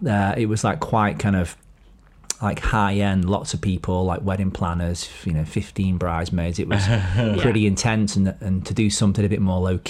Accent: New York, United States; I grew up near Yonkers.

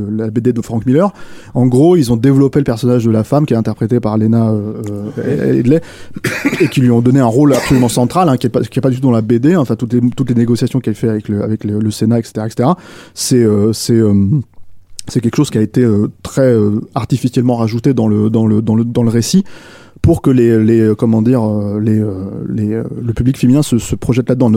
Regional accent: France; chez nous en France

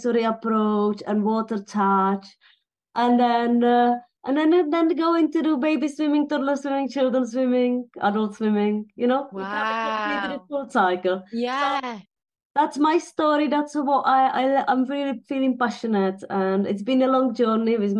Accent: Teplice, Ústí nad Labem Region, Czechia; moved away as an adult; now in United Kingdom; I was born in Bohemia in a town called Teplice

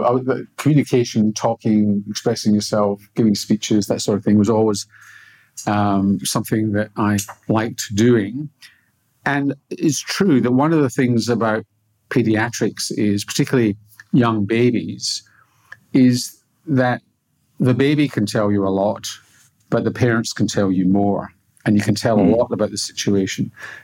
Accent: Glasgow, Scotland, United Kingdom; Yeah, I mean, Glasgow's not a rich city. It's relatively poor in the west of Scotland.

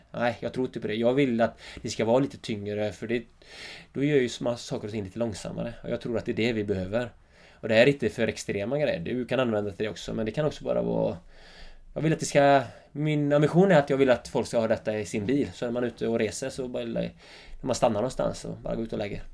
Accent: Öckerö, Västra Götaland, Sweden; accent: Öckerö dialect; now in Jämtland, Sweden; Mina första tio år var ju helt fantastiska, Öckre

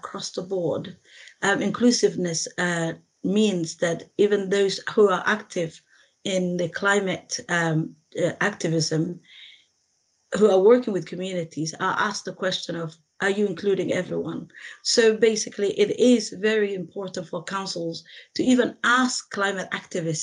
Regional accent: Somalia; now in Sheffield, United Kingdom; I was born in Somalia, which is in East Africa

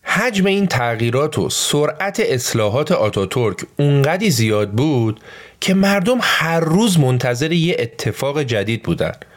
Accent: Iran; ما تو ایران

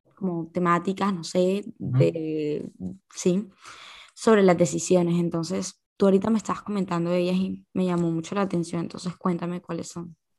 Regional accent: Barranquilla, Atlántico, Colombia; also born or lived in Valledupar, Colombia; Y después me vine a vivir a Barranquilla

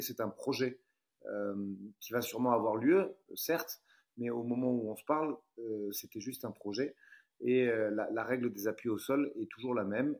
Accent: France; je suis français

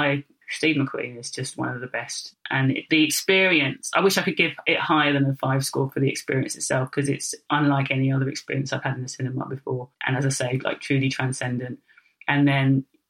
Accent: London, United Kingdom; I grew up in the East End, which was heavily bombarded during the Second World War

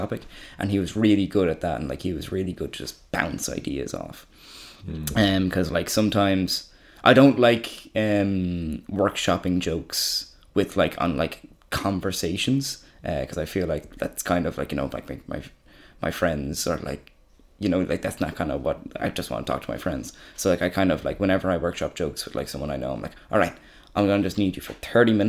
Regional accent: Ireland; I'm from fucking Wicklow.

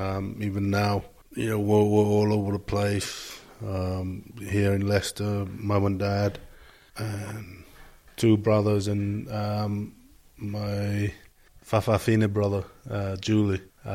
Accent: Samoa; One of seven. I'm the youngest. Growing up back home was, it was easy in a way.

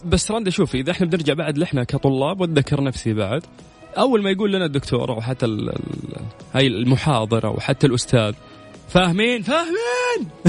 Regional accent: Saudi Arabia; عندنا في المملكة

